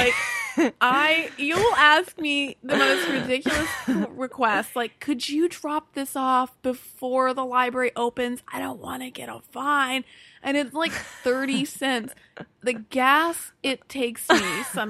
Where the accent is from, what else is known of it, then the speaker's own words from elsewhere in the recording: Alexandria, Virginia, United States; also born or lived in Arlington; I'm from Alexandria and Arlington.